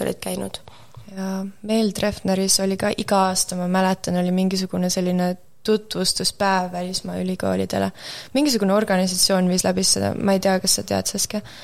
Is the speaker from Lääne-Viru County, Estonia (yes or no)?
no; Tartu, Tartu County, Estonia; moved away as an adult; also born or lived in Võru County / Antsla; now in Amsterdam, Netherlands; sündisin äh, Võrumaal, olen seal po pool oma elust peaaegu elanud. ja siis viiendasse klassi, Antsla gümnaasiumis käisin esimesed neli klassi ja siis viiendasse klassi kolisin Tartusse